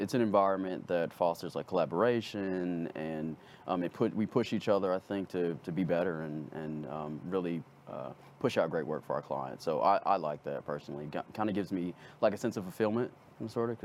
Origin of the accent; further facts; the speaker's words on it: Arlington, Texas, United States; So I grew up, I'm from Arlington, so I'm from DFW